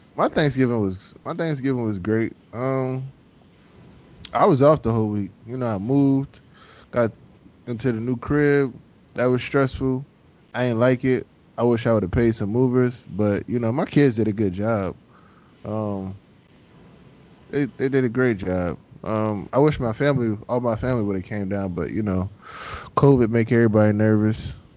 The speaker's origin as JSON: {"language": "English", "town": "Philadelphia", "region": "Pennsylvania", "country": "United States", "accent": "country", "said": "I am from South Philly, so I'm on, on the cleaner part, somewhat"}